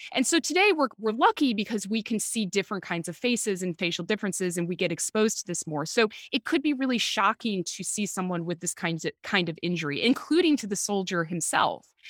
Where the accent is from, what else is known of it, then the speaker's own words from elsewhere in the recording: Chicago, Illinois, United States; accent: Chicago; moved away as an adult; also born or lived in Britain / Oxford; now in United Kingdom; my Chicago accent